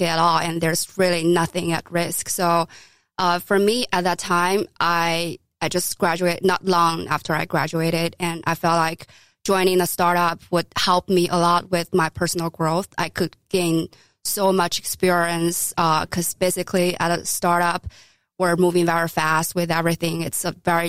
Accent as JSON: {"language": "English", "country": "China", "tie": "born or raised there", "moved": "as an adult", "lives_now": "New York City, United States", "said": "I grew up in China"}